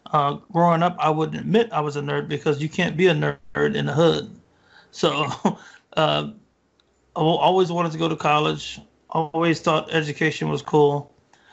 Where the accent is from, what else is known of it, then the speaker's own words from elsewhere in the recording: Marlin, Texas, United States; moved away as an adult; also born or lived in Waco, Texas / Scotland; Yep, born and raised in Texas. Before I joined the military, the only time I had been out of Texas was I went to a basketball tournament in Little Rock, Arkansas.